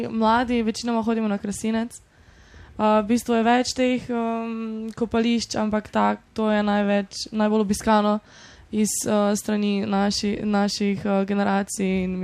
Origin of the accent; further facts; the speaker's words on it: Gradac, Southeast Slovenia, Slovenia; sem iz Gradaca, malo manjše vasi, um, sem lihtek stara 17 let